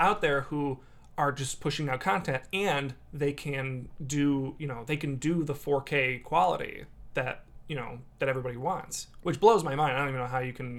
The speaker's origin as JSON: {"language": "English", "town": "Dyer", "region": "Indiana", "country": "United States", "said": "I was like, \"Yeah, I'm from Dyer.\""}